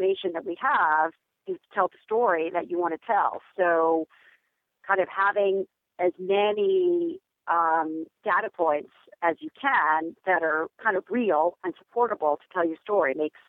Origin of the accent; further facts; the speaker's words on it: Bay Area, California, United States; I'm from the Bay Area